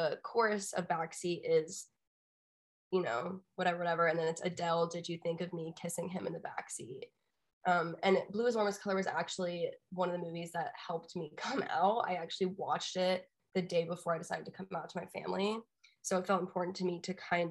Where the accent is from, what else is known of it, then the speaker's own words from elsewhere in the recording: Austin, Texas, United States; the sound that I grew up in growing up in Austin